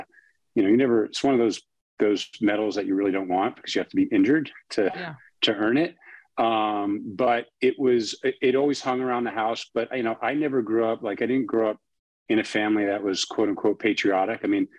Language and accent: English; Long Island, New York, United States; moved away as an adult; also born or lived in Midwest; growing up on Long Island.